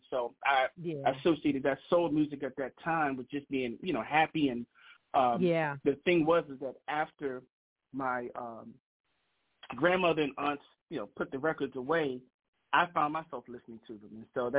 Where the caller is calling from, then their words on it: Bowie, Maryland, United States; Yes, I'm calling from the, right outside of Washington, D.C., from the Bowie, Maryland area.